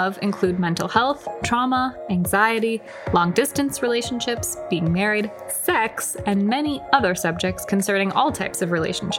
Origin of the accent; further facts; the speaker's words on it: United States; since I am from the US...